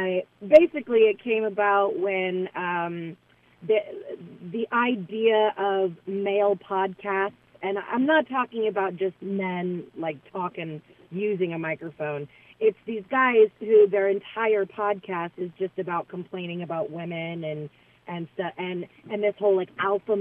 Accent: Las Vegas, Nevada, United States; I'm from Las Vegas. I live in Las Vegas now, and I'm a piano bar entertainer.

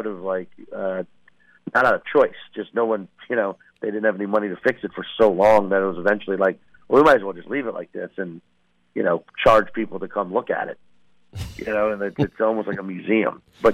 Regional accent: Chalmette, Louisiana, United States; accent: New Orleans; moved away; also born or lived in Portland; I'm from Chalmette

